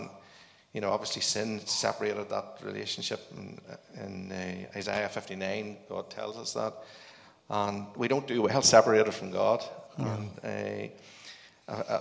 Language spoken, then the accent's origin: English; Northern Ireland, United Kingdom; I was brought up on a farm, and I actually went to Greenmount Agricultural College